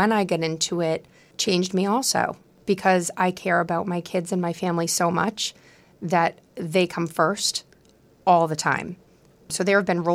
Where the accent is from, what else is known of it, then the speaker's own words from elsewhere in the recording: Quincy, Massachusetts, United States; accent: Boston; My friends that I grew up with in Quincy